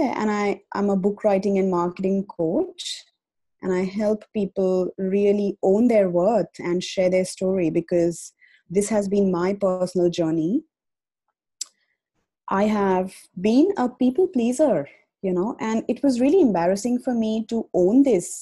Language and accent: English; India; moved away as an adult; now in Australia; I have been, you know, born and brought up in India, and I moved to Australia 5 years ago